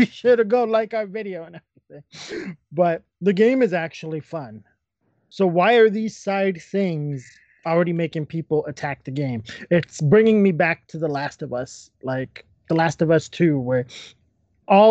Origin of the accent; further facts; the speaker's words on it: Canada; we're Canadian.